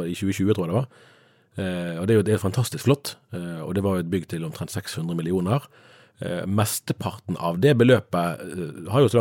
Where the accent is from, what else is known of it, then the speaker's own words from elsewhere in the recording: Sunnmøre, Møre og Romsdal, Norway; jeg er jo sunnmøring